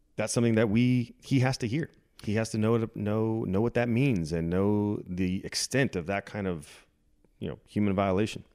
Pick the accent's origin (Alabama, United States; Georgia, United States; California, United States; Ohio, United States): California, United States; born or raised there; moved away as an adult; now in Dallas, United States